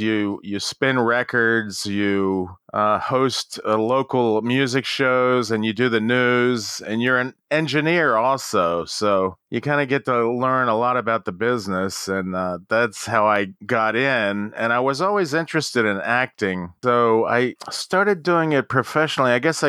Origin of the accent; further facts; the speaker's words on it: Baltimore, Maryland, United States; also born or lived in Los Angeles; Yeah, I grew up in Baltimore, Maryland, and then I went out to L.A., in the late 70s